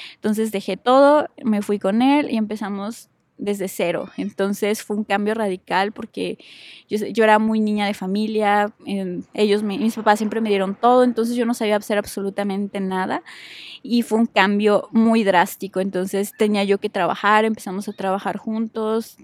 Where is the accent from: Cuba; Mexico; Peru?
Mexico; Puebla; nací en la ciudad de Puebla. Soy originaria de Puebla. Ahí viví toda mi vida